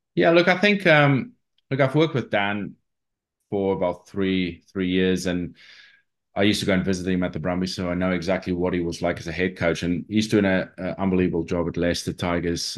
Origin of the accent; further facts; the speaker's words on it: South Africa; moved away; I grew up in South Africa